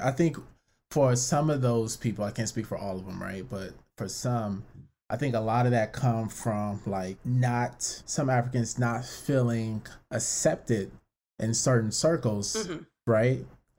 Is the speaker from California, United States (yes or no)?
yes; Los Angeles, California, United States; people tell me I'm not Nigerian, you know what I'm saying? So, cause I was born in LA.